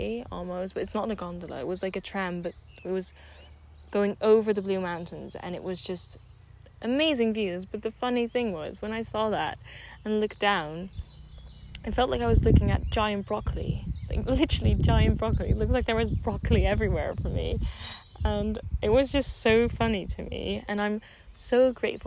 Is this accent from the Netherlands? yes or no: yes; Netherlands; also born or lived in Switzerland; I'm Dutch and Swiss, and Switzerland is like second home to me because I grew up mostly in the Netherlands.